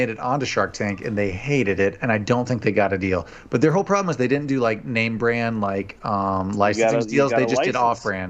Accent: Iowa, United States; We're from Iowa.

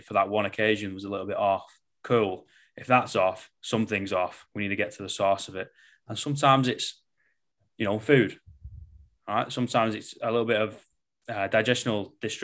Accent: England, United Kingdom; I am English, you know, we speak basically in sarcasm and metaphors

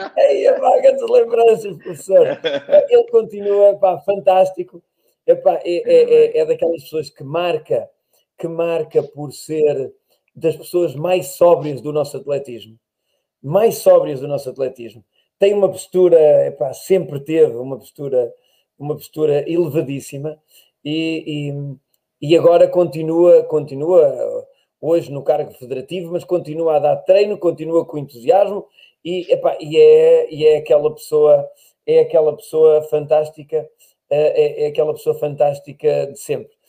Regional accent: Portugal; eu nasci em Portugal, cresci

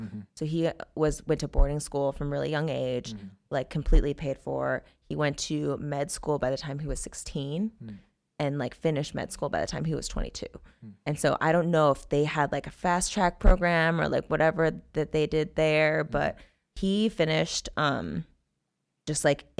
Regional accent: North Carolina, United States; born there; That's also where I was born. Fun fact, I was born in North Carolina. I've been all over the place.

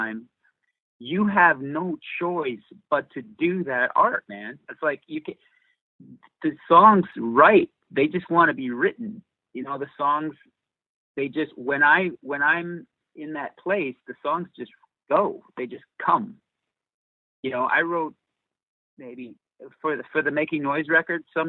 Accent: Dickinson, North Dakota, United States; moved away; I'm from Dickinson, North Dakota

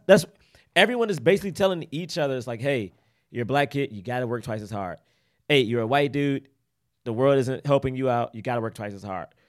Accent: Washington, District of Columbia, United States; moved away; also born or lived in Prince George's County, Maryland; I'm from Southeast and then moved to P G

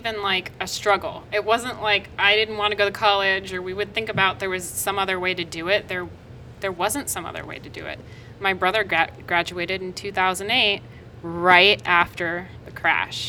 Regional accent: near Bothell, Washington, United States; in Bothell, which was the closest to my hometown

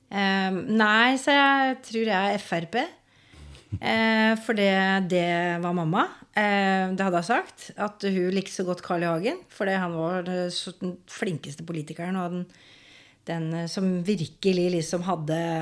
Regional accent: Skien, Telemark, Norway; Jeg er fra Gulset. Har vokst opp der.

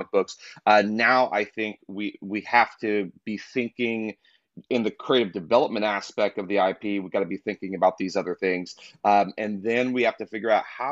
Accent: Kentucky, United States; I'm from Kentucky. So I'm from the country

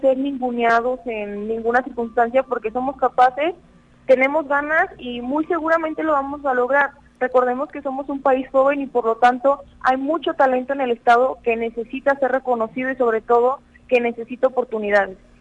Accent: San Luis Potosí, Mexico; cada vez somos más juventudes potosinas

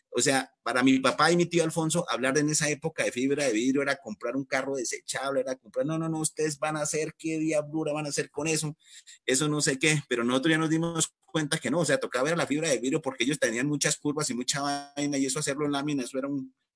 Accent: Duitama, Boyacá, Colombia; yo soy de Duitama, eh, yo soy de familia carrocera

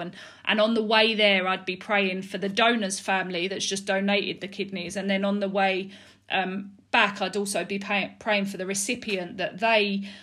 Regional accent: Dagenham, London, United Kingdom; also born or lived in Balham, London / Mile End, London; I was originally born in Balham in South London. Um, I lived there until I was three, um, and then I moved to Mile End, which is East London, um, and I lived there till I was about eight, um, and then I moved over to Dagenham, um, which I've lived there ever since

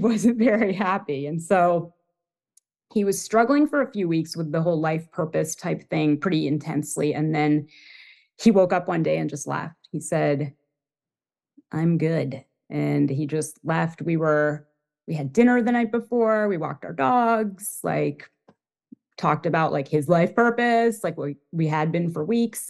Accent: Toronto, Ontario, Canada; moved away as an adult; also born or lived in Boston / New York; I grew up in Toronto, Canada, and I moved to Boston when I was around twenty for school, um, and I stayed.

